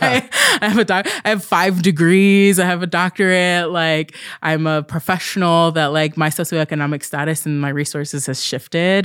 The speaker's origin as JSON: {"language": "English", "region": "Southern Oregon", "country": "United States", "tie": "born or raised there", "also_born_or_lived": "Southern California", "said": "when I was fairly young, we moved to Southern Oregon, which is a really rural space"}